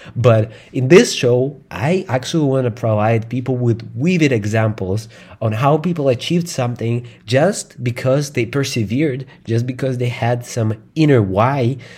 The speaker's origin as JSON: {"language": "English", "region": "Moscow", "country": "Russia", "tie": "born or raised there", "second_language": "English", "said": "I grew up in, uh, Russia. In Moscow, it's the capital of Russia"}